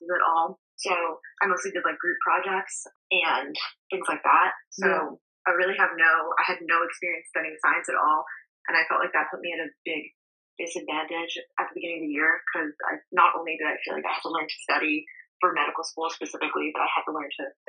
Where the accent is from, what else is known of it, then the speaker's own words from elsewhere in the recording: Long Island, New York, United States; moved away as an adult; also born or lived in Boston; now in Colorado, United States; I'm originally from Long Island, New York